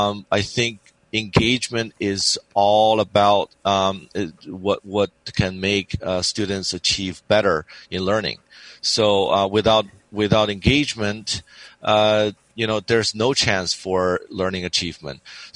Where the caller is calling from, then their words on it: San Diego, California, United States; It's from San Diego, California.